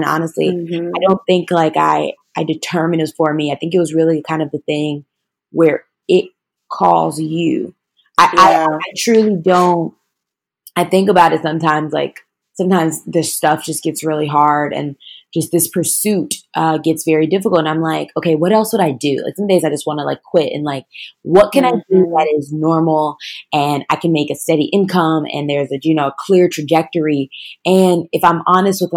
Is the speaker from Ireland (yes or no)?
no; Chicago, Illinois, United States; I'm from Chicago, Illinois